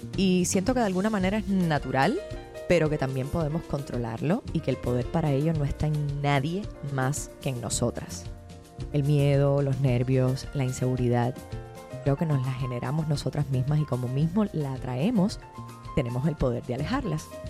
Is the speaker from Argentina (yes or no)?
no; Havana, Cuba; moved away; a La Habana, a mi tierra